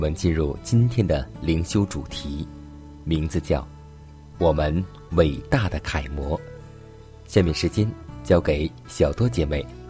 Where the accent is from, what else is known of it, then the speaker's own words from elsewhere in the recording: China; 可以说，我们中国人有一句俗话说得很好。